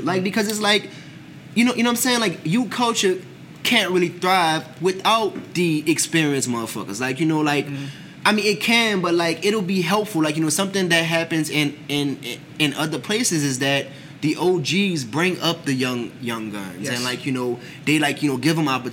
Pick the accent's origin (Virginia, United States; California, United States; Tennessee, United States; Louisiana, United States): Louisiana, United States; New Orleans; We are from New Orleans.